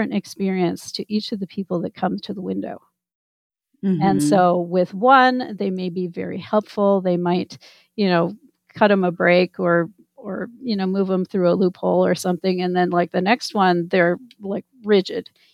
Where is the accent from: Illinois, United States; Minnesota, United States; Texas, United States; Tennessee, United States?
Minnesota, United States; I grew up in Minnesota